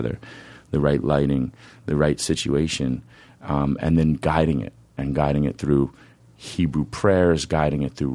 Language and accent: English; White Plains, New York, United States; also born or lived in Oregon; now in Nyack, United States; I live in Nyack. I grew up in White Plains